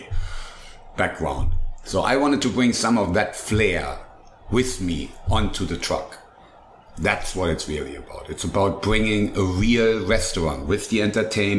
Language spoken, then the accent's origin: English; Germany; moved away; I am not really German, but I grew up in Germany, so I had restaurants in Germany